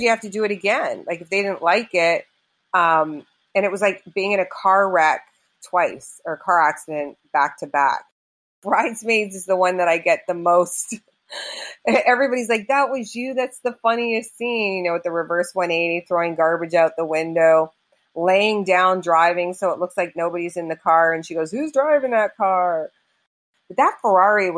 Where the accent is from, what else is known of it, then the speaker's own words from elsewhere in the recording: Toronto, Ontario, Canada; now in Los Angeles, United States; I grew up in Canada, in Toronto